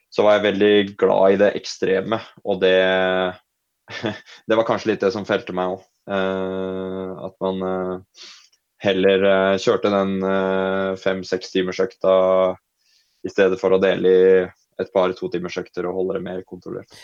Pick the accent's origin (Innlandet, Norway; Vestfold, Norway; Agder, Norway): Innlandet, Norway; Folldal; jeg er jo fra Folldalen, da. Uh, der Ronda 100 arrangeres.